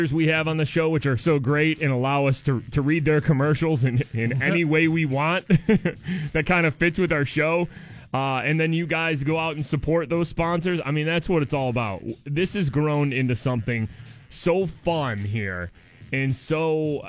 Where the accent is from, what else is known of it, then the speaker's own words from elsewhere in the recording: Detroit area, Michigan, United States; moved away as an adult; now in Pittsburgh, United States; We're both from right around the Detroit area. We're both from Michigan originally